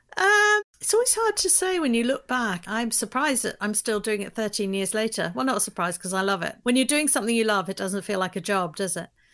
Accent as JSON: {"language": "English", "region": "London", "country": "United Kingdom", "moved": "as an adult", "lives_now": "United States", "said": "I'm from London, but I li, I moved to the U S twenty-three years ago"}